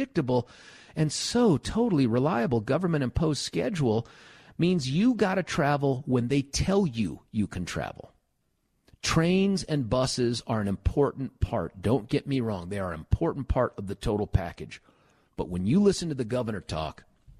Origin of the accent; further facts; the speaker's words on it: Lakewood, Colorado, United States; when I grew up here in Lakewood, Colorado